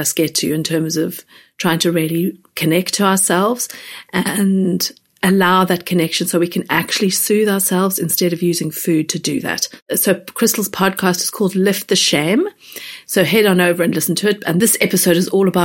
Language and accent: English; South Africa; moved away; where I grew up in South Africa